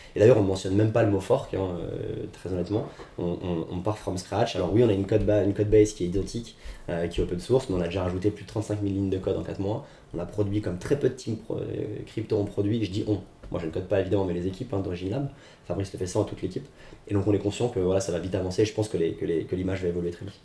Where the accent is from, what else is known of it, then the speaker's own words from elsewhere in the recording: France; nous en tant que Français